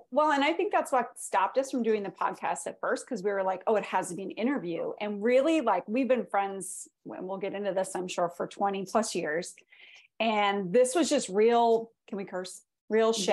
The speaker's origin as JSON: {"language": "English", "country": "Canada", "moved": "yes", "said": "I'm from Canada originally"}